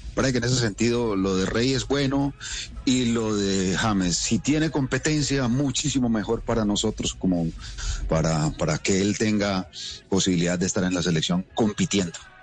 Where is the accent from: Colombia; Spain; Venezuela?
Colombia